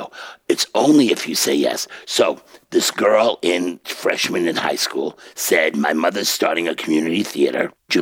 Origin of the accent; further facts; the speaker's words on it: New York City, New York, United States; I'm a kid from Bensonhurst.